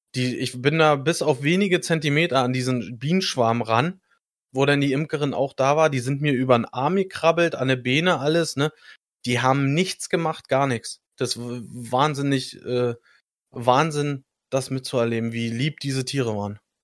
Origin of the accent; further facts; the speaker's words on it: Germany; Ich als Deutscher